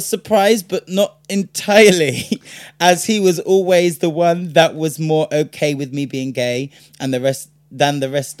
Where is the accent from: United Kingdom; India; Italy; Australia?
United Kingdom; Because we're British and that's what the British do.